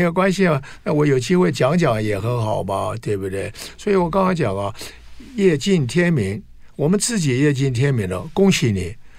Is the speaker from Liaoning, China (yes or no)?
no; Anhui, China; now in Taiwan; 我出生在安徽嘛，在生下来，我是老大